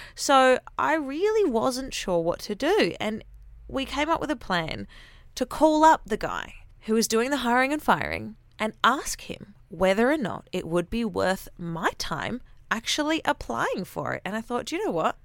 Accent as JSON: {"language": "English", "country": "Australia", "accent": "Aussie", "said": "I'm Aussie"}